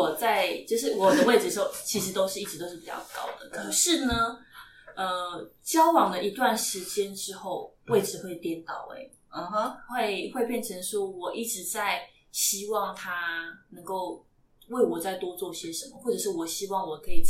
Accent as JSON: {"language": "Chinese", "region": "Taipei", "country": "Taiwan", "tie": "born or raised there", "said": "我是台北的孩子，"}